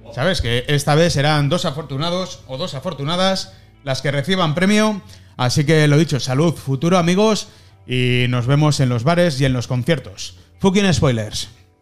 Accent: Spain; soy español

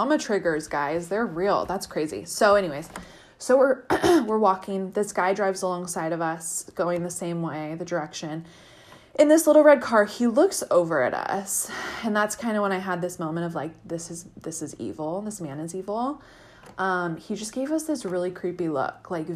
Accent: El Dorado Hills, California, United States; I grew up in El Dorado Hills

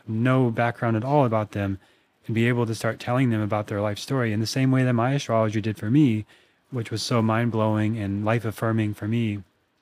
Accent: Minnesota, United States; also born or lived in Austin, Texas; now in Venice, California, United States; I grew up in Minnesota

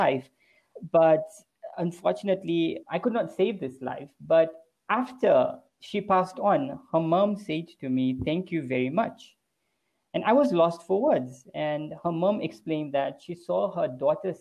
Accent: Lusaka, Lusaka Province, Zambia; born and bred in Lusaka, Zambia, third generation Zambian, went to medical school in Zambia

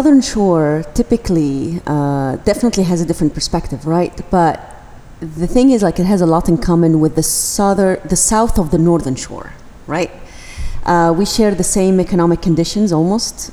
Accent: Tunisia; I come from Tunisia

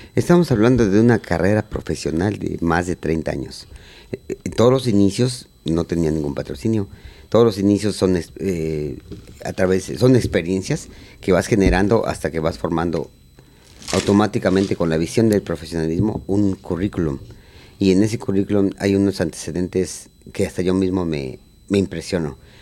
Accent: Mexico City, Mexico; moved away as an adult; now in United States; yo nací en la Ciudad de México, eh, soy tercera generación de charros

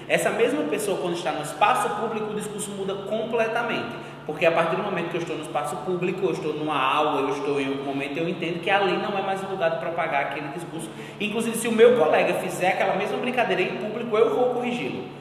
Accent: Northeast Brazil, Brazil; Sou bicha gorda, nordestina

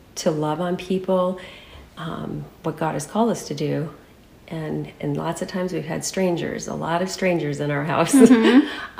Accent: Saranac, Michigan, United States; moved away as an adult; now in California, United States; I was born and raised in Saranac, Michigan, on a small farm. And I moved to California the day I got married.

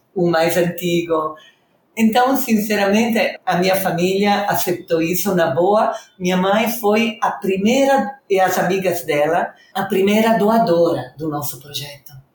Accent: Reggio Emilia, Emilia-Romagna, Italy; Portuguese is a second language; moved away as an adult; now in Rio de Janeiro, Brazil; sou italiana do norte da Itália, Reggio Emília

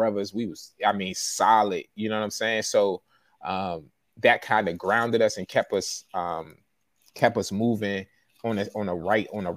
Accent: Forestville, Maryland, United States; also born or lived in Baltimore, Maryland; I grew up in Fordsville

